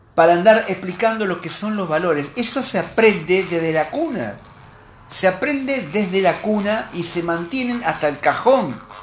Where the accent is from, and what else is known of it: Argentina